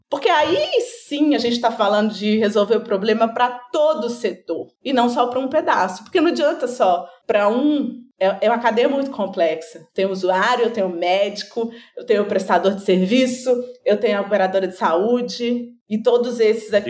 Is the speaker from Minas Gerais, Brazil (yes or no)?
yes; Minas Gerais, Brazil; eu sou mineira